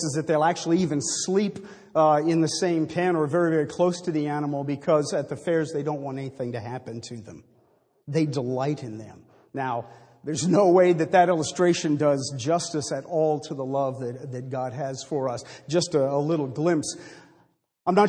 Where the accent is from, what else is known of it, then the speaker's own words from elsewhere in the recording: Maine, United States; I was raised in Maine